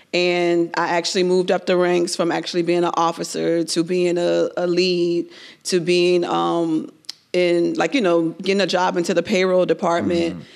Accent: Miami, Florida, United States; I was born and raised in Miami.

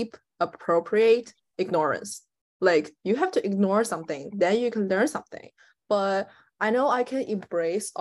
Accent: China; moved away as an adult; also born or lived in Shanghai; I'm not in China right now

